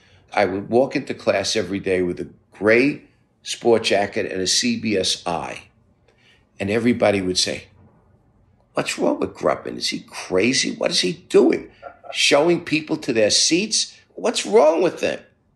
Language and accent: English; New York City, New York, United States; I grew up in Brooklyn, middle-class Jewish family.